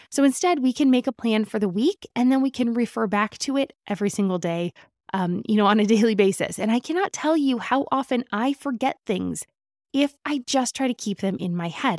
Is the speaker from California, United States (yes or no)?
yes; Southern California, United States; Growing up in Southern California